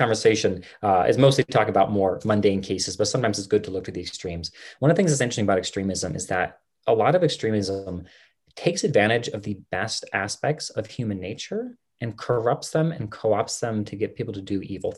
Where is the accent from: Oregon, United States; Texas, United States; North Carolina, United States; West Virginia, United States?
West Virginia, United States; now in Colorado, United States; I was the man from West Virginia. I'm in Colorado now, but I was the man from West Virginia